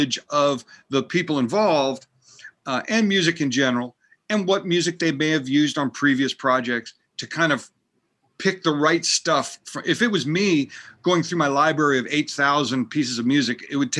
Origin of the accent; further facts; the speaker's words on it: United States; moved away as an adult; also born or lived in Pennsylvania / Vermont / Massachusetts / Manhattan; now in California, United States; I grew up in Pennsylvania and Vermont and went to college in Massachusetts